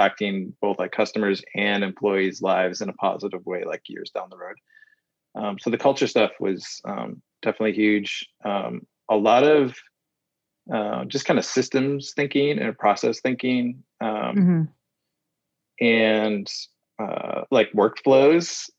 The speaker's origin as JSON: {"language": "English", "region": "Midwest", "country": "United States", "tie": "born or raised there", "said": "so I grew up in the Midwest"}